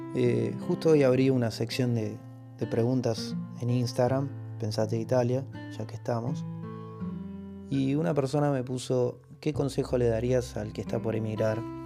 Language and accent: Spanish; Argentina; moved away as an adult; now in Italy; Nacimos en Argentina